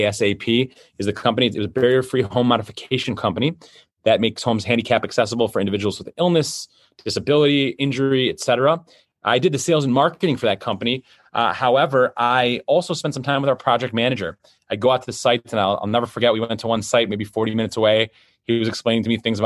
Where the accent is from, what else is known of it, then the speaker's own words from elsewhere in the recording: Detroit, Michigan, United States; I was born in Detroit, Michigan.